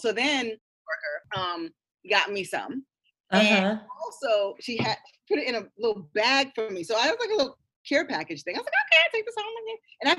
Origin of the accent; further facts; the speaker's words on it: New York, United States; we're here in New York, but we don't know how to buy weed or where to get weed. And I'm a New Yorker.